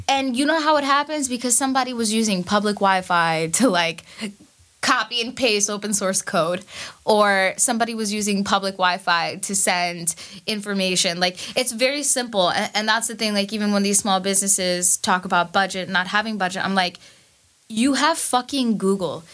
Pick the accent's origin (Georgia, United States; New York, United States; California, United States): New York, United States; New York City; also born or lived in Bangladesh; I am a Bangladeshi immigrant from Queens